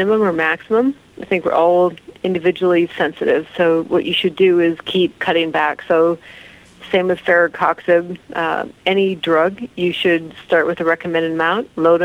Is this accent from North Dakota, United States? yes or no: yes; North Dakota, United States; I grew up in North Dakota